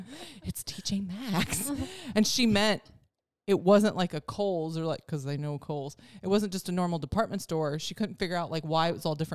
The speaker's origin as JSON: {"language": "English", "region": "Wisconsin", "country": "United States", "moved": "yes", "said": "When I go back to Wisconsin"}